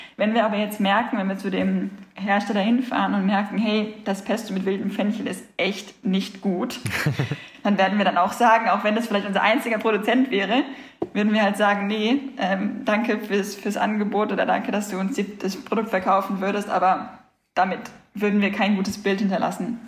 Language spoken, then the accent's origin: German; Germany; moved away as an adult; now in Sicily, Italy; wir als Deutsche